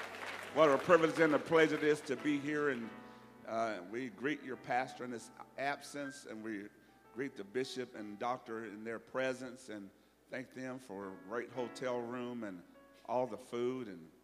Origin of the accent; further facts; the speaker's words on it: Alabama, United States; And where I'm from is hot, but it ain't muggy. So, but don't worry, I'm from Alabama, so it's not a big deal.